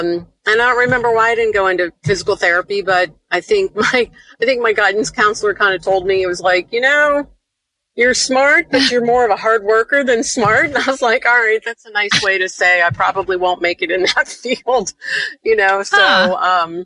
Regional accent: Youngstown, Ohio, United States; moved away as an adult; also born or lived in Cincinnati, Ohio; I am from Youngstown, Ohio originally

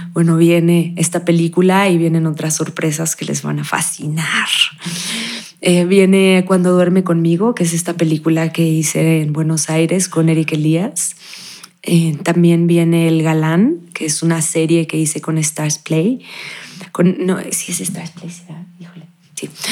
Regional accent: Cancún, Quintana Roo, Mexico; yo naciendo en Cancún, la mayoría de mis amigos hablaban como chucatecos

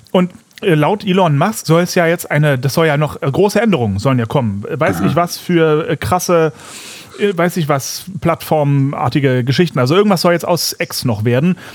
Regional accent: Fulda, Hesse, Germany; Wie läuft es in meiner alten Heimat?

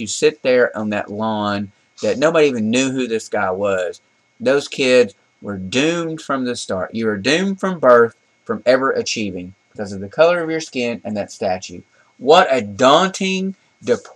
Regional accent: the South, United States; We grew up in the South

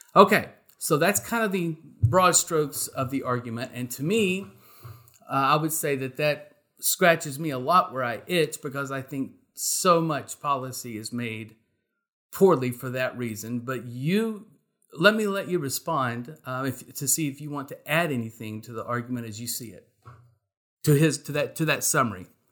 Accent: Texas, United States; I am a Texan

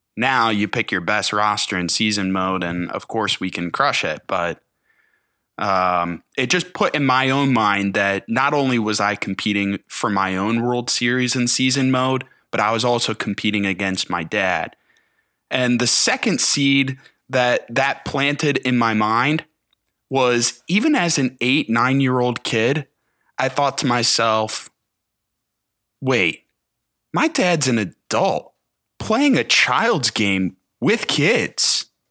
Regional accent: Cleveland, Ohio, United States; I grew up in Cleveland area as an Indians fan.

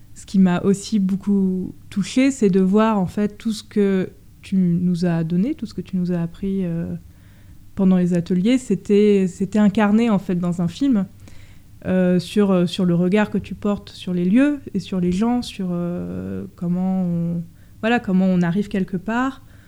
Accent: Paris, Île-de-France, France; je suis parisienne

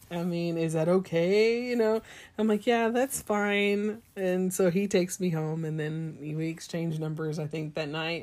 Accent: East Texas, United States; my hometown is the same town where our junior college was

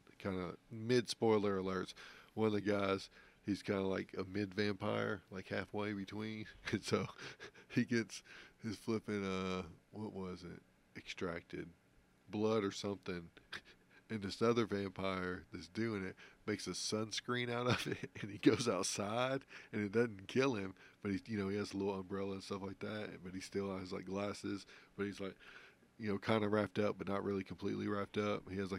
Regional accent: New Orleans, Louisiana, United States; Yeah, that's where I was born.

